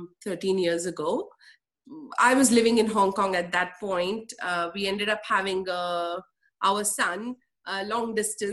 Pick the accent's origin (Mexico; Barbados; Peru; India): India; Mumbai, Maharashtra; moved away as an adult; I was raised in Mumbai. Born in Mumbai, raised in Mumbai until the age of 21.